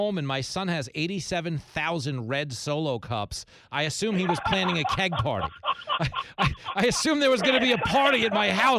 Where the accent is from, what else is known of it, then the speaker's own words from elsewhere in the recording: Texas, United States; now in New York, United States; as a Texan